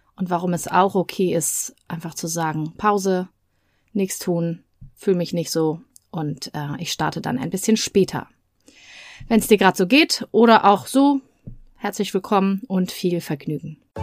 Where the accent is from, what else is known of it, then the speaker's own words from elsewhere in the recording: Germany; now in Hamburg, Germany; bei uns in Deutschland